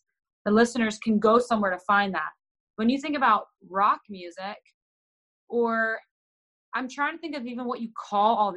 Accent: Texas, United States; I'm born and raised in Texas

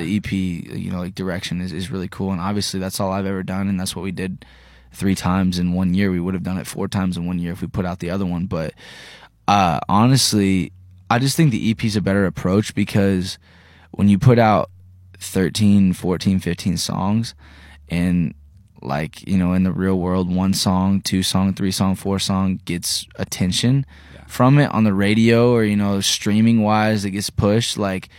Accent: Terre Haute, Indiana, United States; I'm from Indiana, you know, Terre Haute

